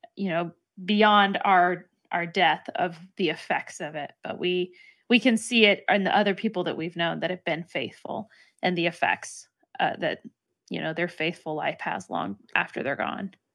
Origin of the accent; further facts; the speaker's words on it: Texas, United States; I'm from Texas